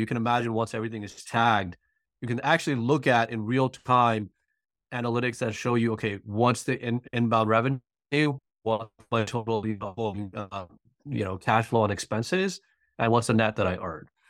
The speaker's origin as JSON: {"language": "English", "region": "New York", "country": "United States", "moved": "as an adult", "lives_now": "Atlanta, United States", "said": "I'm originally from New York and, uh, recently moved to Atlanta"}